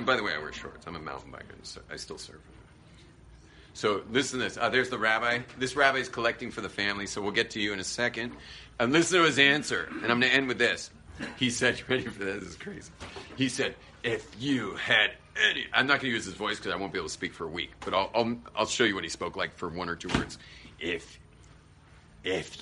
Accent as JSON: {"language": "English", "region": "California", "country": "United States", "said": "I was a surfer from California."}